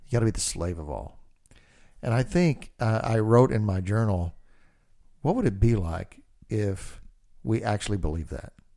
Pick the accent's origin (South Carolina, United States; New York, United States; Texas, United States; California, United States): Texas, United States; I'm a redneck from Texas